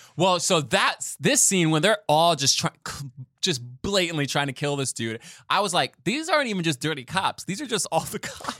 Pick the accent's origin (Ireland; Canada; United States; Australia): United States; New York City, New York; as a New Yorker